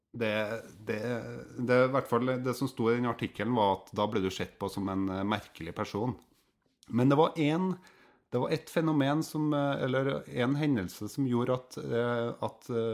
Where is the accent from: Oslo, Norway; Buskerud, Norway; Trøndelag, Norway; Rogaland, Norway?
Trøndelag, Norway; Steinkjer; på Steinkjer, der jeg vokste opp